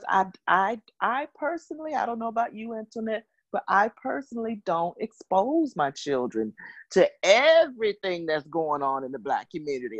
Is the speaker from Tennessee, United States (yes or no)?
yes; Memphis, Tennessee, United States; moved away; I'm currently right now in Memphis, which is my hometown